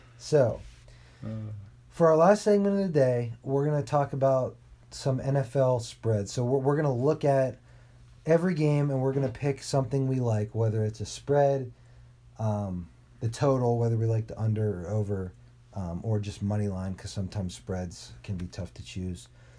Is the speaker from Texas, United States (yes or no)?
yes; El Paso, Texas, United States; I'm from El Paso, Texas.